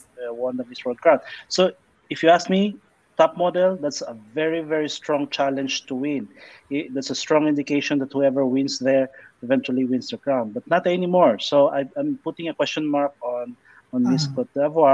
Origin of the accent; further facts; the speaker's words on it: Philippines; I'm from the Philippines